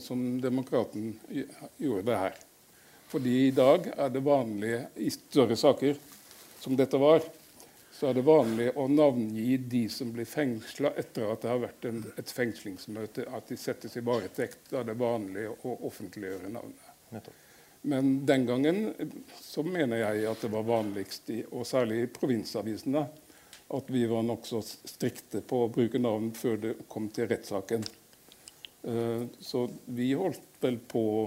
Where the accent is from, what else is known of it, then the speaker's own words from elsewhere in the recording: Ørsta, Møre og Romsdal, Norway; moved away as an adult; also born or lived in Fredrikstad; Jeg er født på, i Ørsta på Sunnmøre.